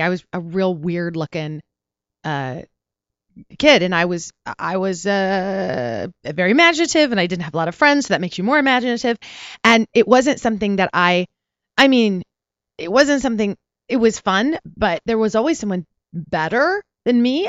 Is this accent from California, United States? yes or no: yes; Porterville, California, United States; also born or lived in Pasadena, California / Cerritos, California / Long Beach, California; now in Los Angeles, United States; I was born in Pasadena, And then I was raised in Porterville, California, which is in the Central Valley.